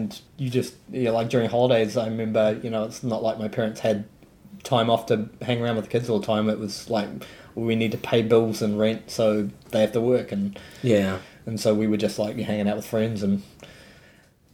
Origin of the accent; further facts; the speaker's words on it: East Coast, Gisborne, New Zealand; moved away; I grew up on the East Coast